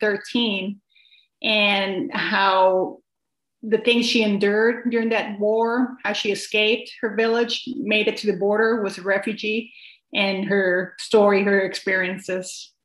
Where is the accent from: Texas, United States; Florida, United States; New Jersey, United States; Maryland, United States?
Texas, United States; San Antonio; also born or lived in northern Mexico; I am originally from Mexico. I was born in a little town in northern Mexico, but moved to San Antonio, Texas when I was very young.